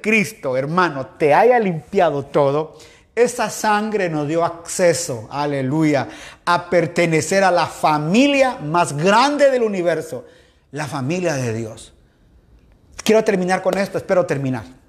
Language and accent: Spanish; Quetzaltenango, Guatemala; now in Guayaquil, Ecuador; Sí, soy chapín, soy guatemalteco, soy de Shela, aleluya mis papás de Shela, soy de allá, hermano al fondo a la derecha de la zona 5